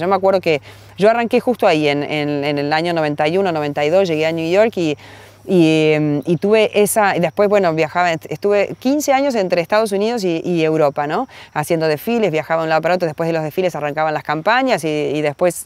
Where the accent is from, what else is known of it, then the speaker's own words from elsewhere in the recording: Paraná, Entre Ríos, Argentina; also born or lived in Rosario; cuando tenía cuatro años ya nos mudamos a, a Paraná y allí donde tengo todos los recuerdos de mi infancia, de mi adolescencia